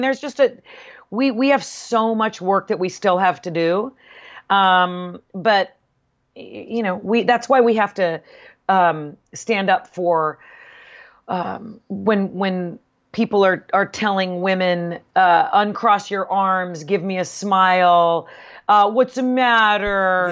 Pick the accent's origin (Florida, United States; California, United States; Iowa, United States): California, United States; Southern; also born or lived in Bay Area, California; we moved from Southern California